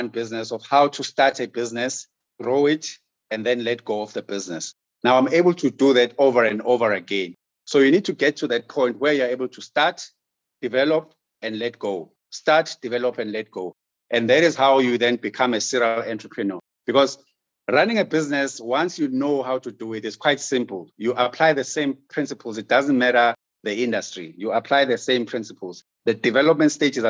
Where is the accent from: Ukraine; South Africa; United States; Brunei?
South Africa; as a South African business person